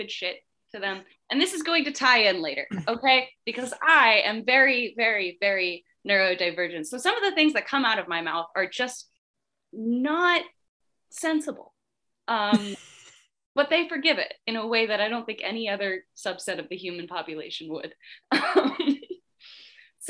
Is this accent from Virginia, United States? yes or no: no; Tallahassee, Florida, United States; also born or lived in Philadelphia, Pennsylvania; now in Connecticut, United States; in 1999, I was born in Tallahassee